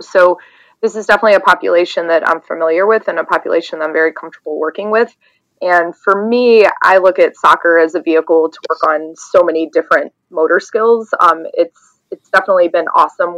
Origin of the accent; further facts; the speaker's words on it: the South, United States; now in Wilmette, United States; I'm originally from the South